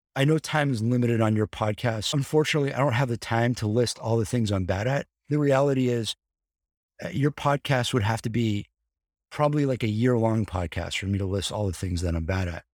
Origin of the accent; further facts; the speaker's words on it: Encino, California, United States; I grew up very close to the Jackson compound